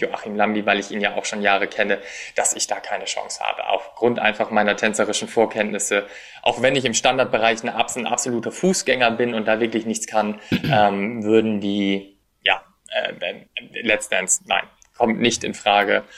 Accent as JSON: {"language": "German", "country": "Germany", "said": "Als deutscher Teilnehmer"}